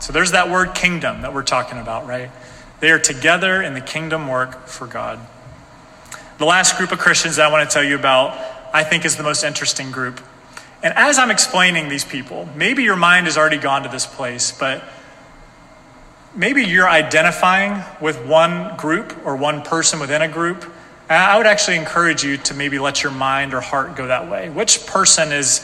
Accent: North Carolina, United States; moved away as an adult; now in Salem, United States; I'm from North Carolina

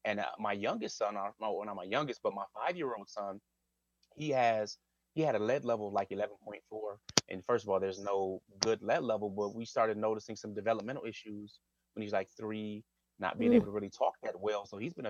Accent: Wisconsin, United States; I'm from Wisconsin.

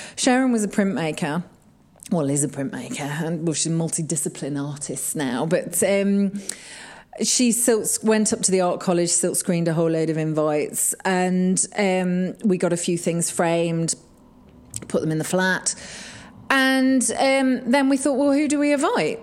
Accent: Kegworth, East Midlands, United Kingdom; moved away as an adult; now in Sheffield, United Kingdom; I was brought up in Kegworth, which is right in the Midlands.

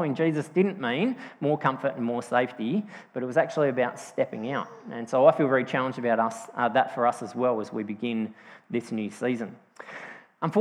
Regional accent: Yorketown, South Australia, Australia; also born or lived in Strathalbyn, South Australia; I grew up on the York Peninsula, so from when I was 3 until I was 10, we lived in Yorktown on the York Peninsula, and then when I was 10, we moved to Strathalbyn, up in the hills

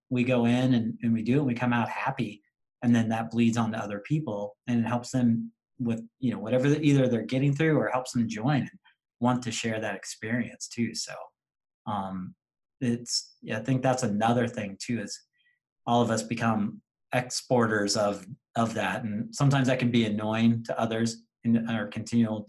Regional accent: Tulsa, Oklahoma, United States; now in Wisconsin, United States; I grew up in Tulsa, Oklahoma, and grew up in a Dallas Cowboy household.

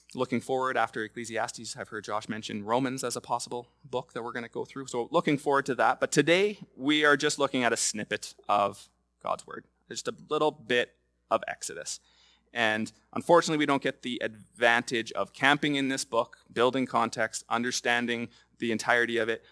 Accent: Lloydminster, Canada; I was going to the fair growing up in Lloydminster

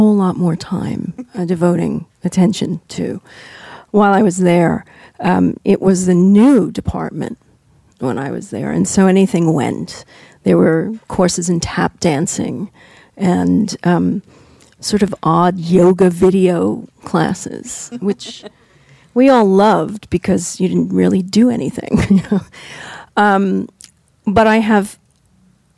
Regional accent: New York, United States; I grew up in New York, so going to NYU

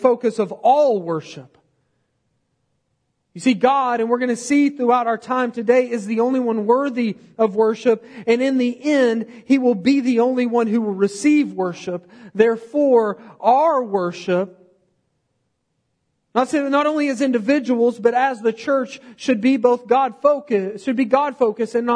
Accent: United States; I'm from Podunkville, USA

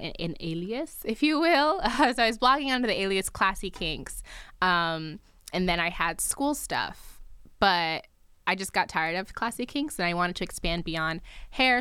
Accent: New Jersey, United States; also born or lived in Nigeria; I'm Nigerian, I was born in Nigeria, but I grew up in New Jersey

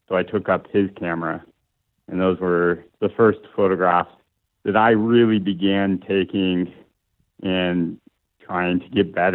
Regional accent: Morton, Washington, United States; now in Key Peninsula, United States; originally from Morton, Washington, and currently living on Key Peninsula near Gig Harbor

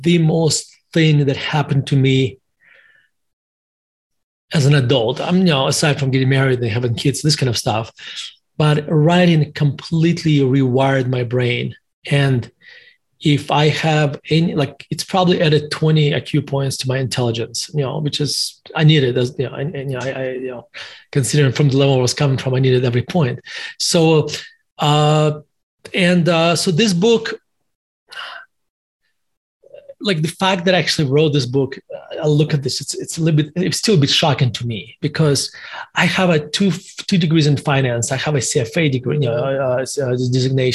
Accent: Russia; also born or lived in United States; now in Denver, United States; As your listeners and viewers can tell from my accent, I was born in Russia, and in Soviet Russia at the time. And I lived in the United States for basically 30 years

